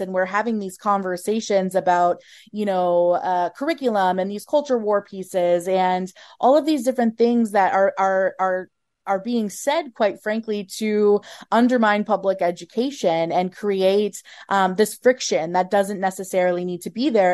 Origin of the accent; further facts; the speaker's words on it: Minnesota, United States; I'm a Minnesotan through and through. I'm from a small town here in Minnesota